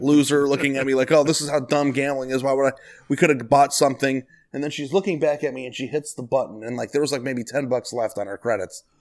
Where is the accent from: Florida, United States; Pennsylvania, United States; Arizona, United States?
Arizona, United States; Phoenix; I grew up in Phoenix